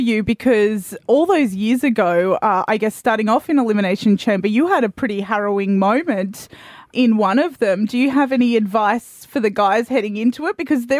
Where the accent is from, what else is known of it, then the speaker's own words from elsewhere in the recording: Australia; as an Aussie